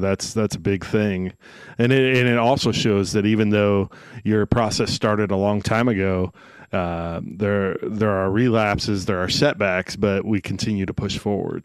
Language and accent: English; Henry, Illinois, United States; I grew up in Henry, Illinois.